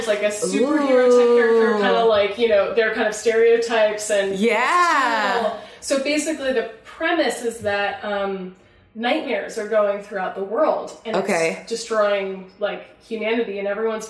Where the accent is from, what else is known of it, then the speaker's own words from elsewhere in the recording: Illinois, United States; the town that I grew up in Illinois.